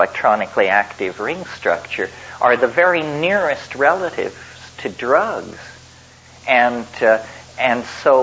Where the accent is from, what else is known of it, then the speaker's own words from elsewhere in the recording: Colorado, United States; I grew up in Colorado